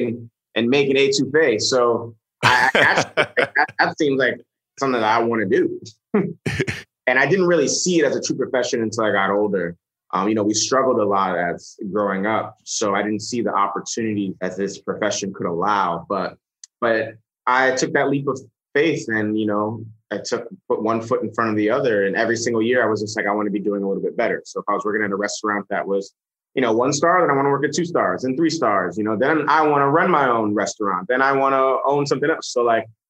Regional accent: New York City, New York, United States; we grew up in the Bronx in a one bedroom apartment

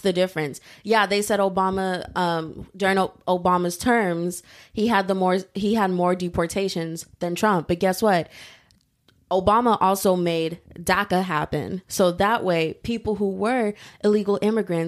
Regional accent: United States; I was born and raised in America

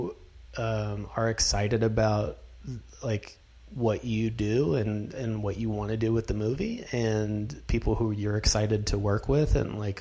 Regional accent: North Carolina, United States; now in Los Angeles, United States; I'm from North Carolina

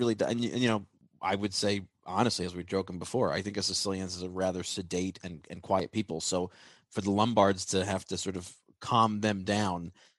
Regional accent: United States; we Italian Americans

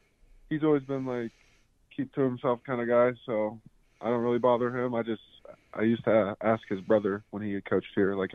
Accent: 40 minutes from UC Davis, California, United States; moved away as an adult; now in Cheney, United States; it's 40 minutes from my hometown

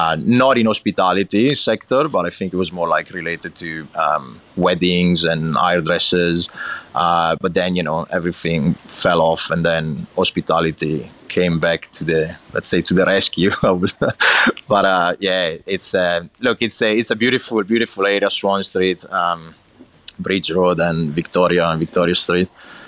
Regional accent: Lombardy, Italy; English is a second language; So I grew up in a little town in the province of Brescia, in the north of Italy, so basically right in the middle of the north, in between Milan and Venice.

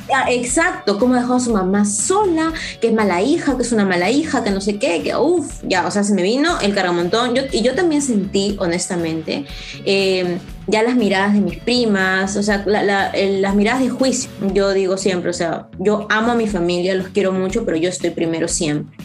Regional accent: Peru; also born or lived in Israel; mi país

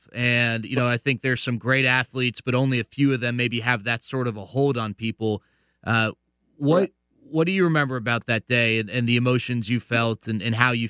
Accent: Dallas, Texas, United States; also born or lived in Michigan; before I was able to move back home to Dallas

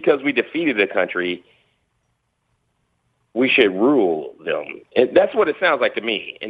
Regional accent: Louisville, Kentucky, United States; I grew up in Louisville, Kentucky.

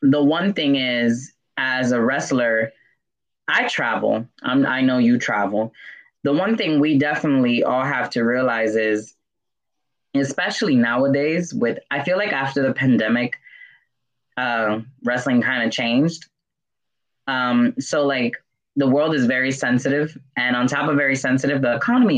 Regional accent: New York, United States; I'm Dominican from New York.

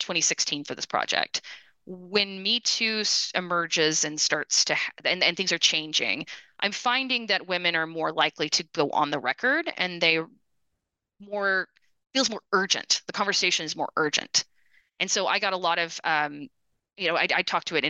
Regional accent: United States; also born or lived in Austin, Texas / outside Detroit, Michigan / Brazil; as an American who is either a grad student or a brand new professor

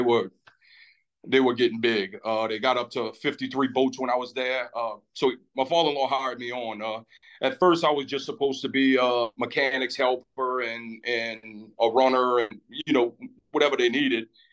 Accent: Lafitte, Louisiana, United States; been there my whole life

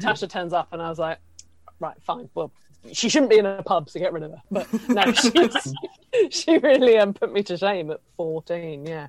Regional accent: Isle of Wight, South East England, United Kingdom; moved away as an adult; now in London, United Kingdom; I'm from the Isle of Wight and I moved to London about four years ago

